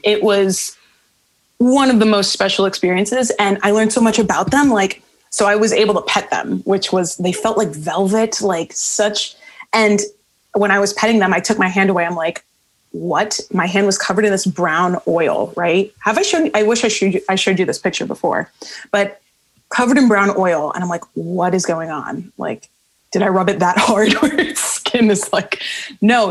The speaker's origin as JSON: {"language": "English", "town": "Miami", "region": "Florida", "country": "United States", "tie": "born or raised there", "moved": "yes", "said": "Miami, my hometown"}